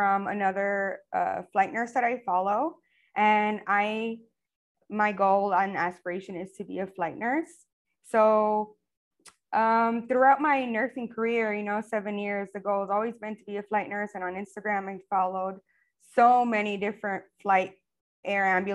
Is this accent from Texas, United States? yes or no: yes; El Paso, Texas, United States; moved away as an adult; now in Clearwater, United States; I am originally from El Paso, Texas. And I've been living here in Florida for almost 10 years.